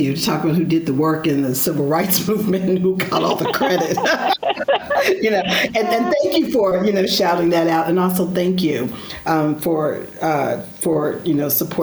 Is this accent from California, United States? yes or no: yes; Stockton, California, United States; now in Chicago, United States; I grew up in Stockton, California, small rural town